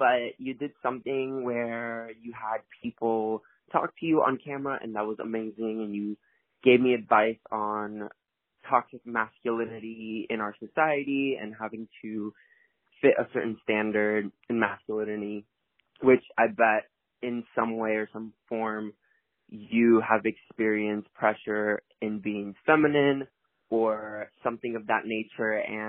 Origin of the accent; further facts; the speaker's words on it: Miami, Florida, United States; I am from Miami, Florida.